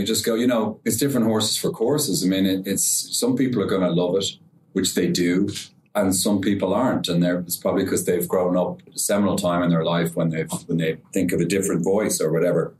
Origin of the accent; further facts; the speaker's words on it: Ireland; I'm Irish